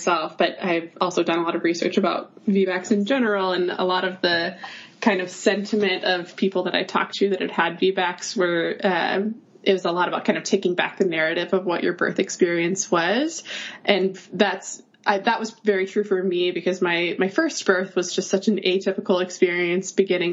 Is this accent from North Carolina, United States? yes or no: yes; North Carolina, United States; moved away as an adult; now in New York, United States; I am from North Carolina originally